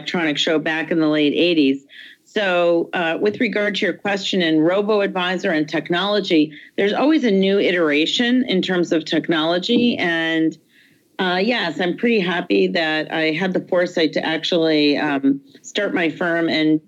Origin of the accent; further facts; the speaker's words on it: Detroit, Michigan, United States; moved away; I'm from Detroit